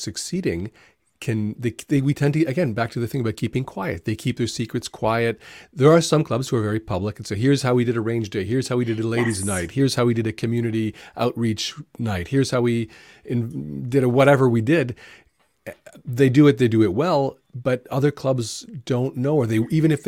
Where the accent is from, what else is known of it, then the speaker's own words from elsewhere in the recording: Toronto, Ontario, Canada; I also grew up in Toronto, downtown Toronto